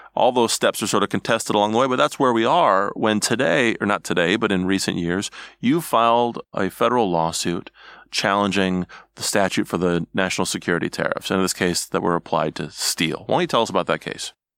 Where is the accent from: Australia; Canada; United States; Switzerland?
United States; Midwest; I'm from the Midwest